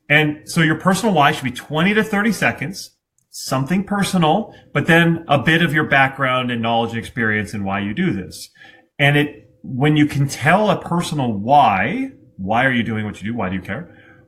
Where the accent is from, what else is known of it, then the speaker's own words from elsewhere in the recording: Vermont, United States; I'm from Vermont.